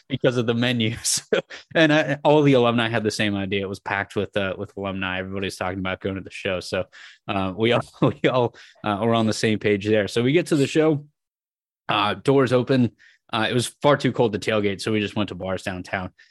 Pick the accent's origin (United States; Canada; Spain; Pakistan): United States; San Francisco, California; growing up in San Francisco of going to just a ton of shows